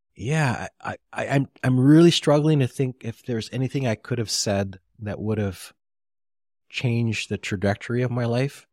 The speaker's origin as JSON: {"language": "English", "town": "Honolulu", "region": "Hawaii", "country": "United States", "said": "I was from KPT"}